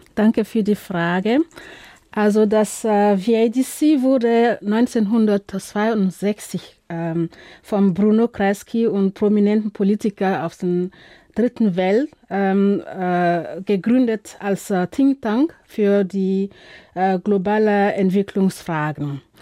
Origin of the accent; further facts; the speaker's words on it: Burkina Faso; moved away; ich komme aus Burkina Faso